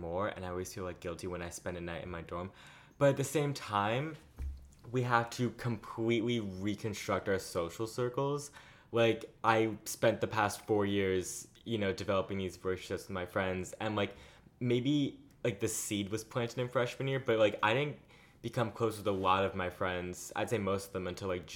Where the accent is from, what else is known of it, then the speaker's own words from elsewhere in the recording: Long Island, New York, United States; now in New York City, United States; I'm from Long Island, New York.